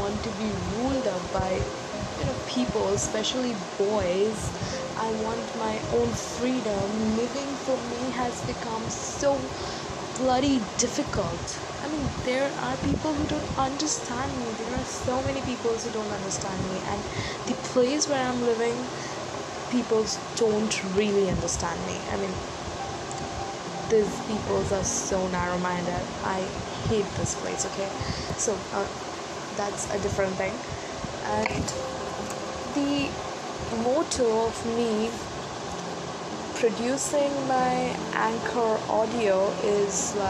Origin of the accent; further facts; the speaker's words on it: India; from India